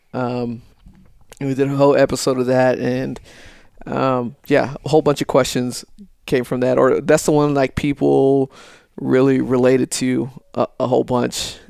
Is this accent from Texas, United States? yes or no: yes; El Paso, Texas, United States; moved away as an adult; born and raised in El Paso, Texas, Lower Valley, Socorro